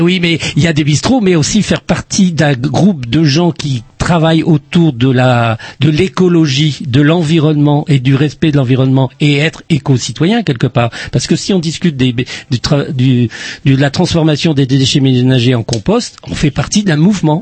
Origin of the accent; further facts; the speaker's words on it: Plabennec, Brittany, France; accent: Plabennec; on me dit que je suis de Plabennec, j'ai l'accent de Plabennec des fois